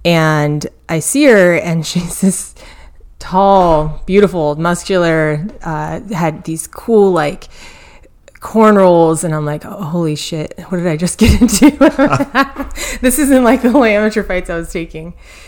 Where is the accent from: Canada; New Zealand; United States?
United States; Kauai, Hawaii; So I grew up in Hawaii, and I'm going to be biased and say it's the prettiest island, but I grew up on the island of Kauai. And I'm going to say I grew up country because it's for sure country where I grew up.